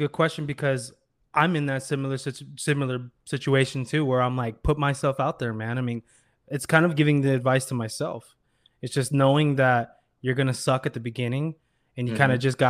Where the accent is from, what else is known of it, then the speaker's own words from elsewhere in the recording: Iowa, United States; I was doing like design for my music and, you know, other friends' music when I was growing up in Iowa.